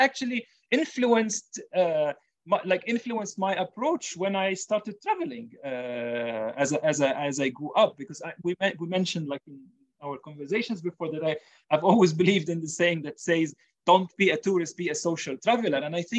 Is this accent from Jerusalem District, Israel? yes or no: yes; Jerusalem, Jerusalem District, Israel; I know I'm from Jerusalem and I know the best narrative about it.